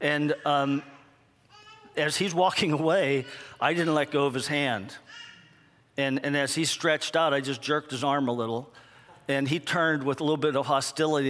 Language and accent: English; United States; I'm from America.